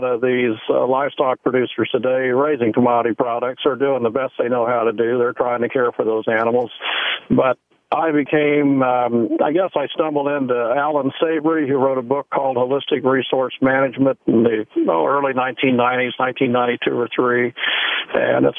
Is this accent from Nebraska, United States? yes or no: no; Missouri, United States; I'm from the Show Me State of Missouri